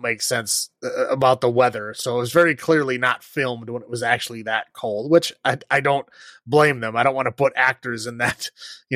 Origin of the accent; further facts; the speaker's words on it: Chicago, Illinois, United States; I'm from Chicago